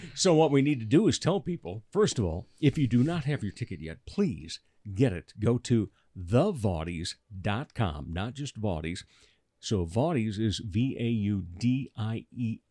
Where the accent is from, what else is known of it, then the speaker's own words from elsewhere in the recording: Rock Rapids, Iowa, United States; now in Sioux Falls, United States; I grew up down in Rock Rapids, you know, forty minute drive